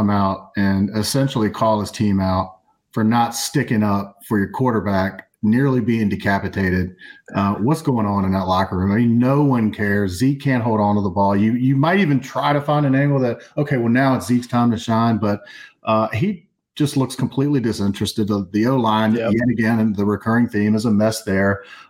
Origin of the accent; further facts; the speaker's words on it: Virginia, United States; I was born in Virginia